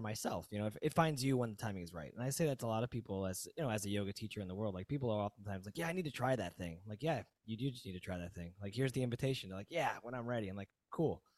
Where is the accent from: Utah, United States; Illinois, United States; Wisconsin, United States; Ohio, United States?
Illinois, United States; Aurora; moved away; also born or lived in South Florida; I'm originally from Aurora